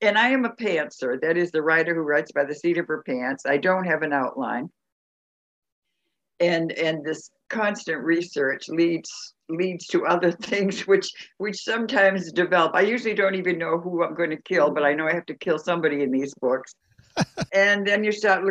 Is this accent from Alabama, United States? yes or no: no; Salem, Massachusetts, United States; now in Florida, United States; my hometown of Salem, Massachusetts, where I was born on Halloween Eve.